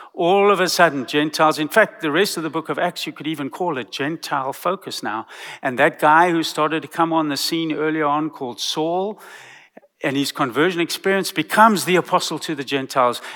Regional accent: South Africa; now in Texas, United States; I come from South Africa.

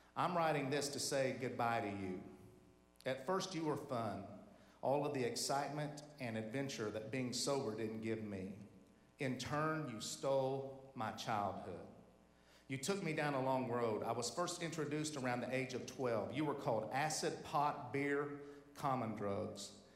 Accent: Tulsa, Oklahoma, United States; our high school was over there in northwest Tulsa, Oklahoma

